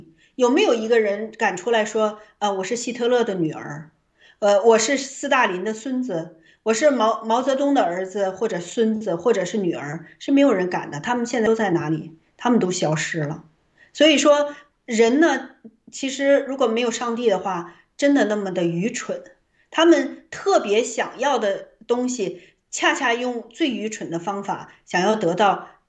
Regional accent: China; 所以我的最大的盼望就是，我们中国人从过去到现在，其实几千年了

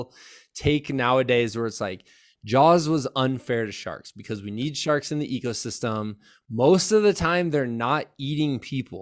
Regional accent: Iowa, United States; moved away; also born or lived in Virginia; we're from Iowa

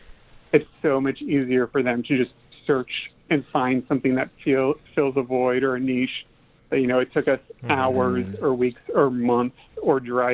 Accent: Midwest, United States; Me, myself, growing up in the Midwest, definitely came from a strong religious background

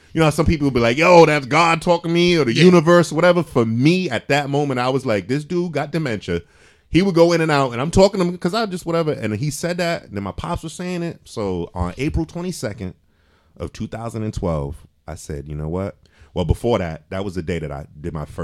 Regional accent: Providence, Rhode Island, United States; also born or lived in Cranston, Rhode Island; I grew up on the West End. I went to Gilbert Stuart when it was elementary

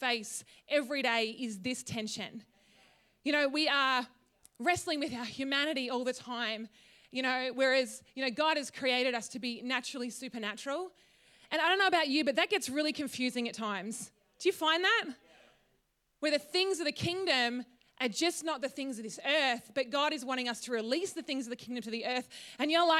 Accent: Tatura, Victoria, Australia; moved away as an adult; also born or lived in Wodonga / Brisbane; I grew up in Tatura. So just down the road

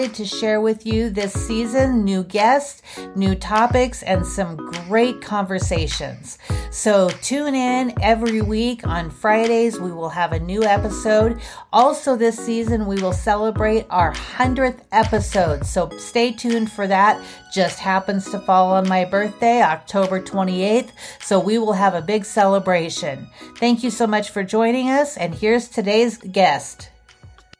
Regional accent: Montana, United States; I come from Montana

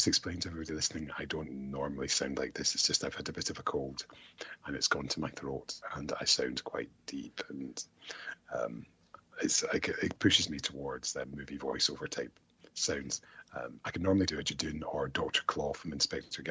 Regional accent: Scotland, United Kingdom; I'm Scottish

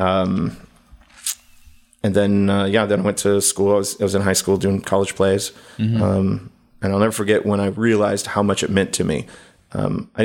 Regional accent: Texas, United States; I moved to Austin. I'm from Texas

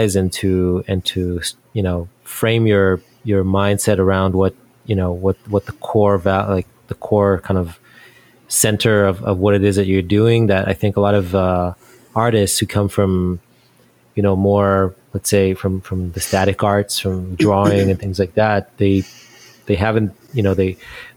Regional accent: Israel; moved away as an adult; now in United States; I'm from Israel originally, and that's where I kind of got my first start

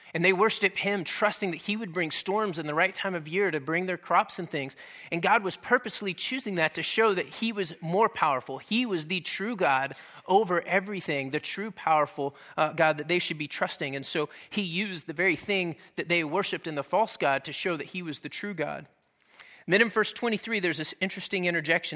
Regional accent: Dallas, Texas, United States; moved away; I'm originally from Texas, and we kinda grew up out in the country a little bit, uh, on the north side of Dallas

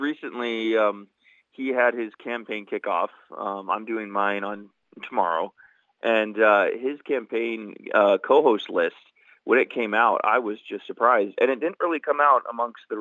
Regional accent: Nenana, Alaska, United States; I am from Nenana, and which is about 45 minutes on the Parks Highway south of Fairbanks

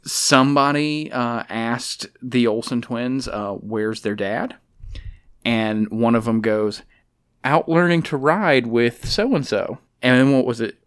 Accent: Alabama, United States; I'm from Alabama. I was raised around animals.

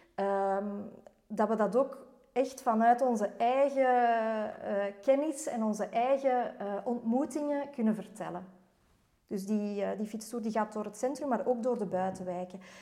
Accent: Antwerp, Flanders, Belgium; moved away as an adult; now in Mechelen, Belgium; ik ben eigenlijk oorspronkelijk van Antwerpen.

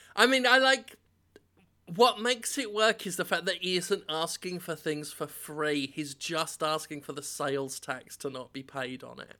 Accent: England, United Kingdom; as an Englishman

